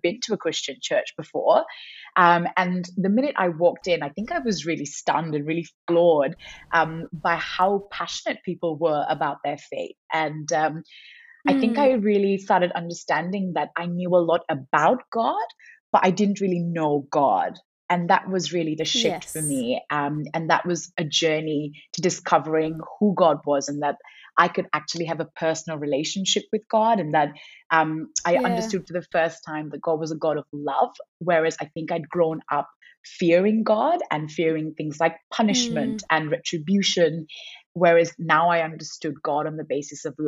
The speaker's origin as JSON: {"language": "English", "country": "Sri Lanka", "tie": "born or raised there", "moved": "as an adult", "lives_now": "Perth, Australia", "said": "growing up in Sri Lanka"}